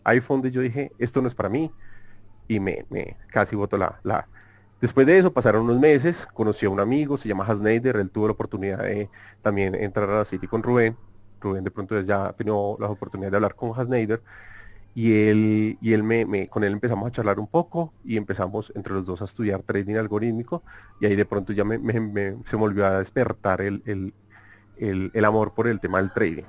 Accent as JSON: {"language": "Spanish", "country": "Colombia", "said": "soy de Colombia"}